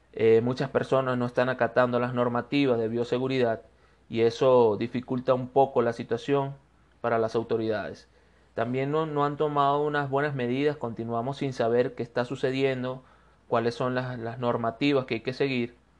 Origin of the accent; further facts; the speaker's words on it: Venezuela; moved away as an adult; now in Cuenca, Ecuador; soy un venezolano de Ecuador